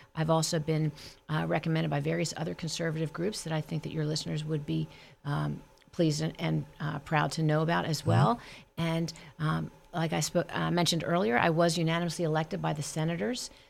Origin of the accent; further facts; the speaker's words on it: Delaware County, Pennsylvania, United States; now in Cumberland County, United States; so I grew up in Delaware County